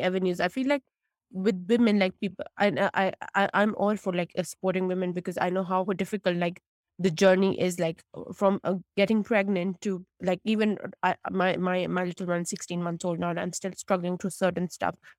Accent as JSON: {"language": "English", "country": "Pakistan", "also_born_or_lived": "United States", "moved": "as an adult", "lives_now": "United Kingdom", "said": "originally I'm from Pakistan and I come from a South Asian background"}